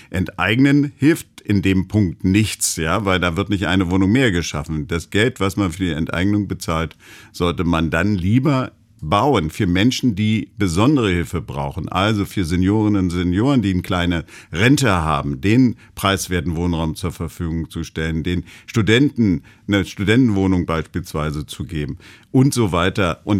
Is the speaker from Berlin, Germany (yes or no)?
yes; Berlin, Germany; Na, ja, ich bin Berliner. Also ich kann mir gar nicht vorstellen, woanders zu leben.